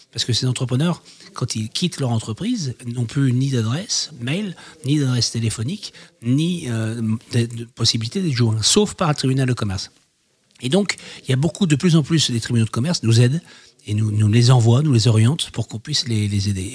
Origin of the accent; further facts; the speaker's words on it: Roubaix, Hauts-de-France, France; also born or lived in Canada; Je suis né à Roubaix